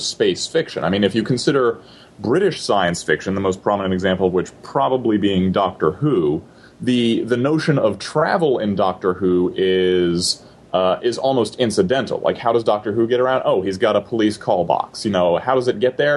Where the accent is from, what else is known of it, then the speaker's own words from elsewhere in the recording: United States; we're all American